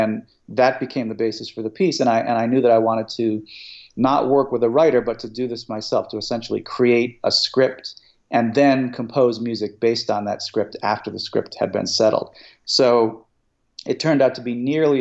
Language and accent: English; United States; growing up in America at some point as a child